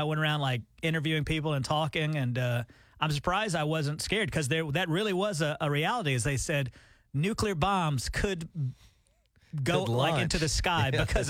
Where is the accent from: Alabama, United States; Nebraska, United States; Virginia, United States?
Alabama, United States; now in Oklahoma, United States; even in my hometown of Alabama